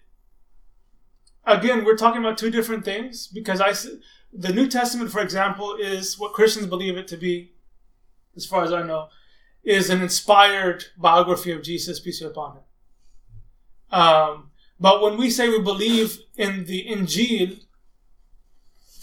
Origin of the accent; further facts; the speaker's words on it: Austin, Texas, United States; born or raised there; also born or lived in Arlington, Virginia